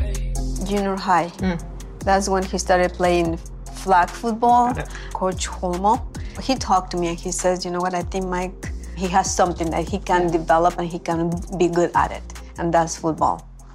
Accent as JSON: {"language": "English", "region": "Mexico City", "country": "Mexico", "tie": "born or raised there", "also_born_or_lived": "California", "said": "I grew up in Mexico City. What I remember, it was like just running all over the place. Everybody knows each other."}